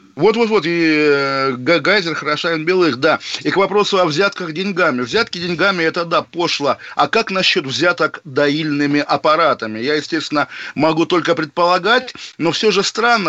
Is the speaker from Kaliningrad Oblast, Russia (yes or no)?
yes; Zelenogradsk, Kaliningrad Oblast, Russia; на моей малой родине, в Калининградской области, в городе Зеленоградске